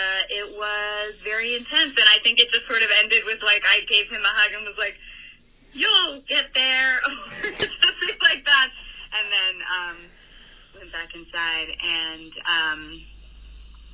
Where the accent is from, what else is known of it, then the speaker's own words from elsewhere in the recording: Tucson, Arizona, United States; moved away; I grew up in Tucson, Arizona